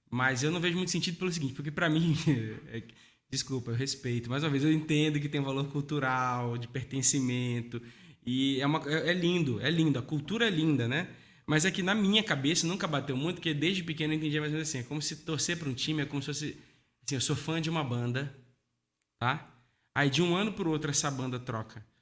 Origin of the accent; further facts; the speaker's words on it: Amazonas, Brazil; also born or lived in Paraíba; Mas eu já passei por Rio de Janeiro, é, eu nasci na Paraíba, eu cresci no Amazonas, é, enfim, e mais um monte de outros lugares aí.